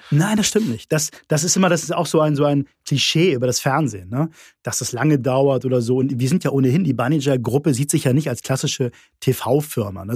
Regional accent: Hamburg, Germany; ich bin Hamburger

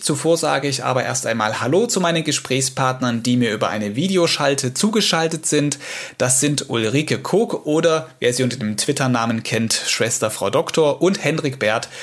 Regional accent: Saxony, Germany; hier bei uns in Sachsen

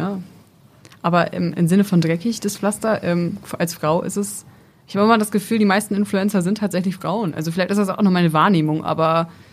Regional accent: near Esens, Lower Saxony, Germany; ich komme tatsächlich aus der Nähe von Esens.

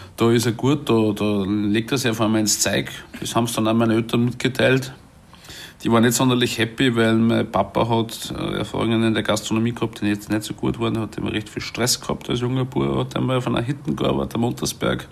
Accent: Salzburg, Austria; moved away; ich bin 1980 geboren in Salzburg und bin dort aufgewachsen in der Stadt Salzburg

